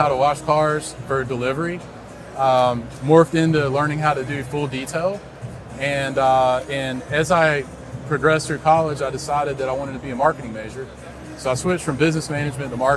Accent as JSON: {"language": "English", "town": "Raleigh", "region": "North Carolina", "country": "United States", "tie": "born or raised there", "said": "I grew up in Raleigh"}